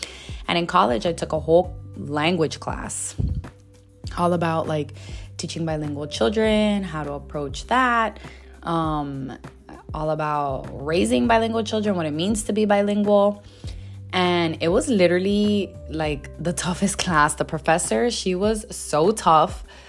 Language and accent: English; Miami, Florida, United States; 98% of my friend group grew up speaking Spanish and English. And that's because I grew up in Miami in a very Hispanic neighborhood. Shout out to Westchester.